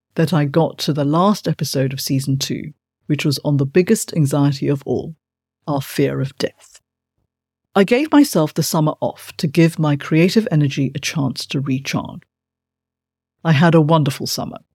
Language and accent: English; Malaysia; As a child growing up in Malaysia